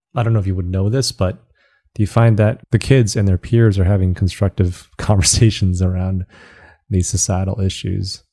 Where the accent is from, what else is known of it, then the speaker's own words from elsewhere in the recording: Southeast Michigan, United States; also born or lived in China; I grew up in Southeast Michigan